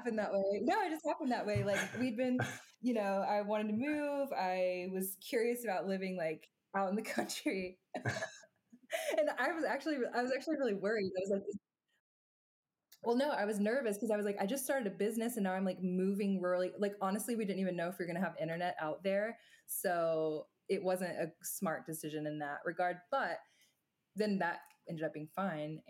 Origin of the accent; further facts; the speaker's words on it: Chattanooga, Tennessee, United States; I'm from Chattanooga, and I moved back here